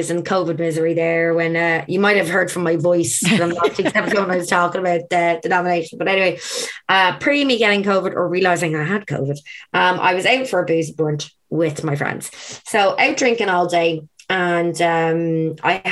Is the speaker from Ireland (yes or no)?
yes; Ireland; also born or lived in Australia; I came back to Ireland.